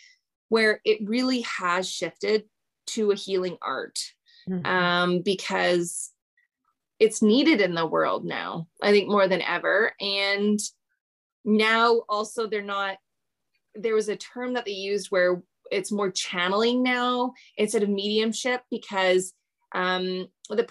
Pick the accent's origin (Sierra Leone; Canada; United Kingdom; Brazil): Canada; I'm Canadian